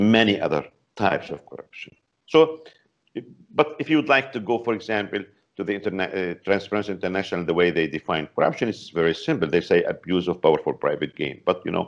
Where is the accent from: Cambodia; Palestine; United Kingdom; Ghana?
Palestine; now in Beirut, Lebanon; originally I'm a Palestinian, not Lebanese, but right now I'm in Lebanon in Beirut